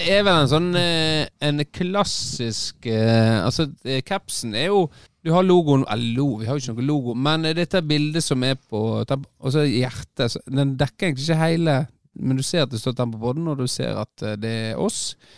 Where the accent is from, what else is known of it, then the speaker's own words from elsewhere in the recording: Kinn, Vestland, Norway; jeg er jo vokst opp